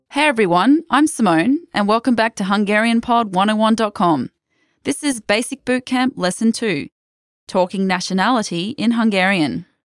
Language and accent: English; Australia; I'm Australian